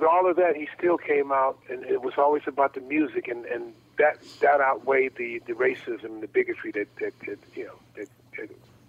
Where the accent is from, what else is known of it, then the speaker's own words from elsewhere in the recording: Chicago, Illinois, United States; I grew up in Chicago, Illinois.